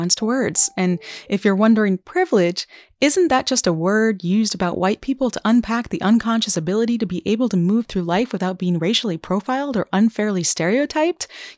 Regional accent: Vermont, United States; growing up in Vermont

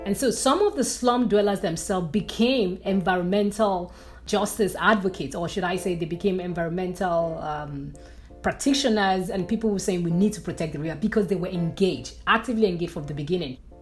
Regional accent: Nigeria; moved away as an adult; as a Nigerian who moved abroad, there are a lot of issues in my country that led me to decide to, to move abroad

